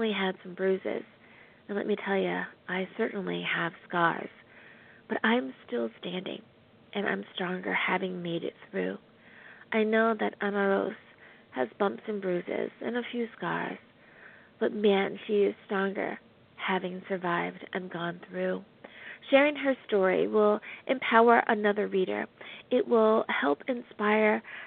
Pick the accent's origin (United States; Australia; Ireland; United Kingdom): United States; the good old U.S. of A., my home country